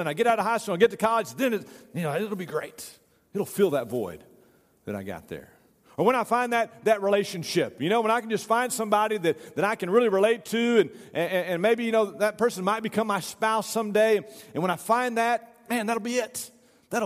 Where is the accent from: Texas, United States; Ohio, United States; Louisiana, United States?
Texas, United States; Tyler; also born or lived in Sherman, Texas; when I got to be 9 years old, we moved from Sherman, Texas to Tyler, Texas